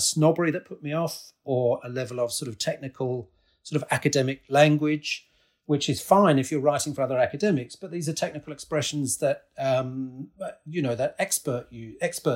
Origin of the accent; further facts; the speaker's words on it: Newton, East of England, United Kingdom; moved away as an adult; also born or lived in Spain / United States; I grew up just outside of Cambridge in a small village just to the south of Cambridge called Newton